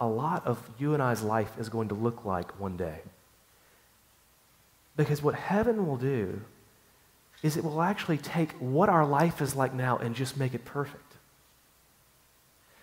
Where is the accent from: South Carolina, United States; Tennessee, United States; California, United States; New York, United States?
Tennessee, United States; Chattanooga; moved away; My hometown is a place called Chattanooga, Tennessee